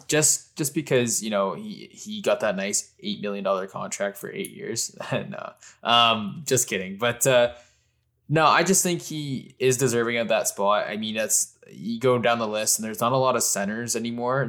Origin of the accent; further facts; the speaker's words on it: Canada; I'm a Canadian